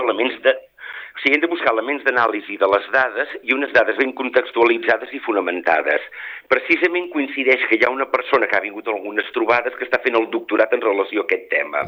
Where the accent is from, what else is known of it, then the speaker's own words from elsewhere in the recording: Girona, Catalonia, Spain; jo com a gironí